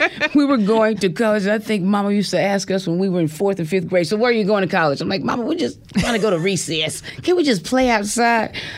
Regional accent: Centerville, Tennessee, United States; moved away; There's more people in the HBO building right now than it is in my hometown.

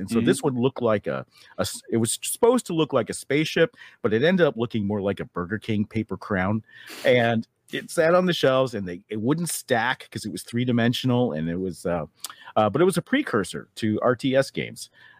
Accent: Taiwan; I grew up overseas in Taiwan. My mother's Chinese

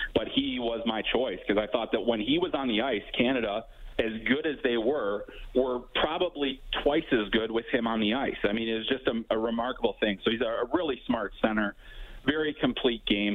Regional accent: Chicago, Illinois, United States; also born or lived in eastern Iowa; now in Iowa, United States; I grew up in Chicago and on the Southwest side

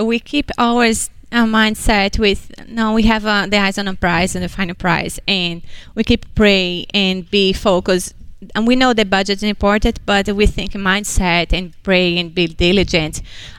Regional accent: Brazil; English is a second language; moved away as an adult; now in United States; I'm from Brazil

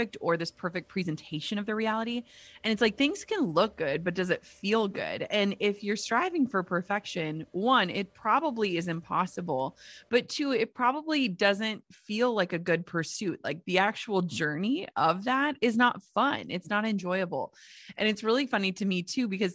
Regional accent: Midwest, United States; now in Minnesota, United States; I grew up in the Midwest

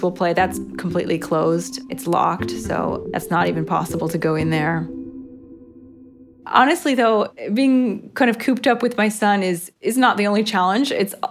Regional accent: United States; moved away as an adult; now in Rome, Italy; I'm an American citizen living in Rome, Italy for the past 15 years

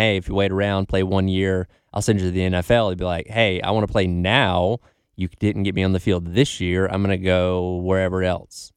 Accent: the South, Georgia, United States; now in South Carolina, United States; growing up in the South, living in Georgia

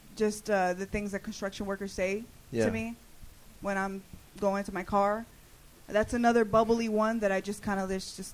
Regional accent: Miami, Florida, United States; moved away as an adult; now in Los Angeles, United States; Originally from Miami.

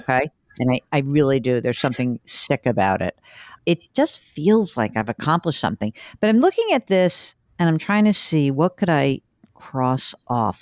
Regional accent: New York, United States; I am the New Yorker

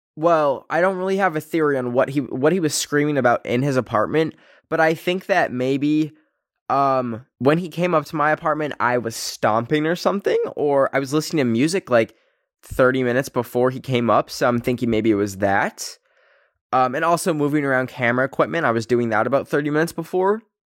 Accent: Canada; born or raised there

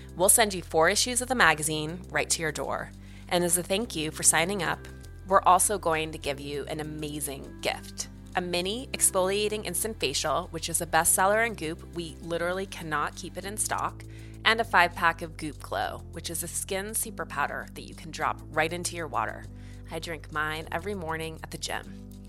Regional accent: Montana, United States; moved away; growing up in Montana

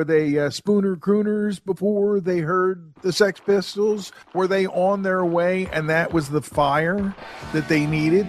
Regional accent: Huntingdon Valley, Pennsylvania, United States; Huntington Valley, where I grew up outside of Philadelphia

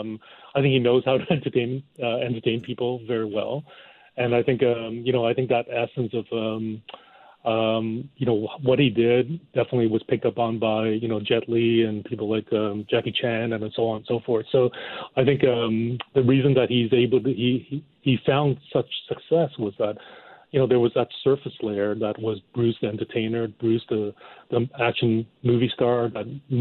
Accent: Hong Kong; I grew up in Hong Kong

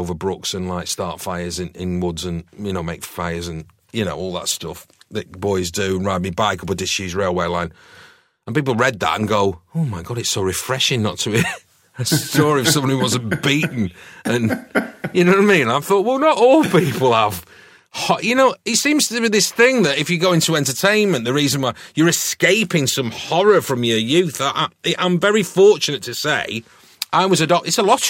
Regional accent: New Longton, North West England, United Kingdom; also born or lived in Didsbury; So I was adopted in Didsbury. My mum and dad adopted me, and then I was taken from Didsbury to a little village called New Longton, which is just outside Preston, and it's very agricultural around there.

